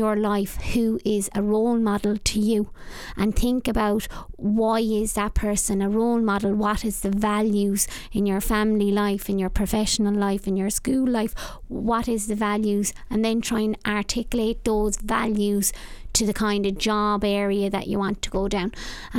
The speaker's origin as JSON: {"language": "English", "town": "Youghal", "region": "Munster", "country": "Ireland", "said": "I'm from an East Cork town called Yall."}